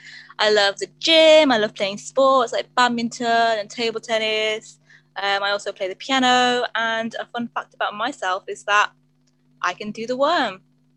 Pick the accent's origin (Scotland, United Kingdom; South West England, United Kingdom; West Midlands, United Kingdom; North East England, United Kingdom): West Midlands, United Kingdom; Wolverhampton; also born or lived in Manchester; So I am 23 years old. I was born and raised in Wolverhampton.